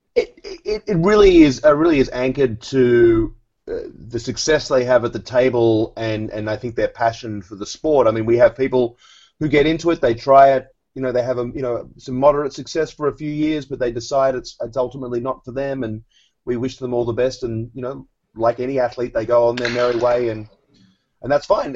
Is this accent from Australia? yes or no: yes; Australia; moved away as an adult; also born or lived in New York City; now in United States; I was uh, born and raised in Australia